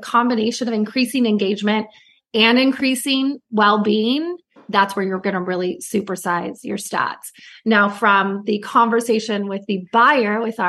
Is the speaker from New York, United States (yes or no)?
no; Santa Cruz, California, United States; now in Newport Beach, United States; I am a California girl through and through, and that I grew up on the Monterey Bay in like Santa Cruz and surfing. And now I live in Newport Beach, which is also on the water.